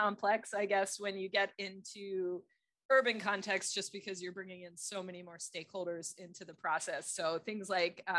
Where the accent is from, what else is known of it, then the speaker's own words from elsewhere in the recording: Philadelphia, Pennsylvania, United States; also born or lived in Texas; now in New York, United States; I grew up in Philadelphia